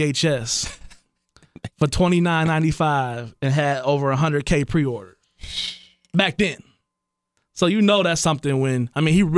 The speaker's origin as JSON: {"language": "English", "town": "Blaine", "country": "United States", "said": "Yeah, I'm from Blaine."}